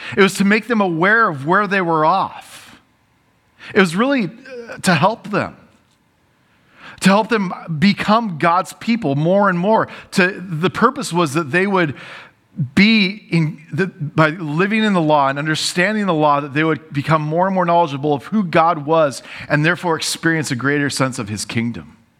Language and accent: English; United States; I love being American